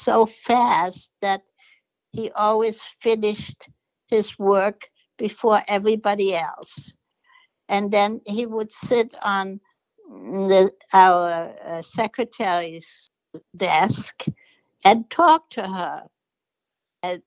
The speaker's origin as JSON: {"language": "English", "country": "Germany", "also_born_or_lived": "New York", "moved": "yes", "lives_now": "United States", "said": "I am from Germany and went through the Holocaust"}